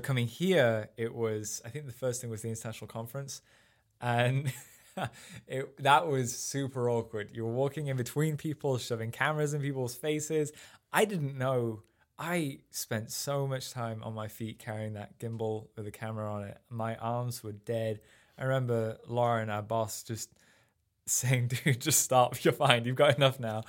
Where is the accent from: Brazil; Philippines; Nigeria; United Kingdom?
United Kingdom; Sheffield, Yorkshire and the Humber; moved away as an adult; also born or lived in Rotherham; now in United States; I grew up in, uh, just outside of Sheffield in England, which is up in the north